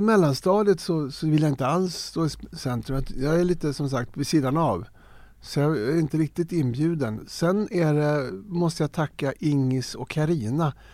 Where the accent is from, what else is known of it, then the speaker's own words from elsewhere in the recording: Stockholm, Stockholm County, Sweden; Jag är uppvuxen i Farsta, en ABC-förort eh, arbete bostadscentrum